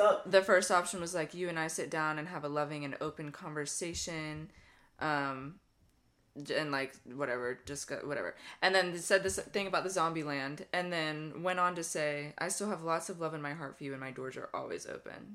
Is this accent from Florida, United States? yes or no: yes; Lake City, Florida, United States; growing up in Lake City